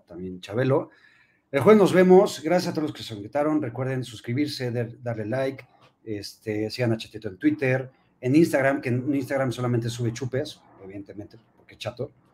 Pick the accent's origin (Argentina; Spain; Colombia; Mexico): Mexico; yo incluido, güey, vivimos en México y somos mexicanos